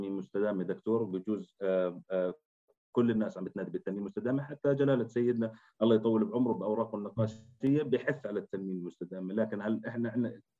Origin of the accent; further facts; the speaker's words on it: Jordan; احنا كشباب اردني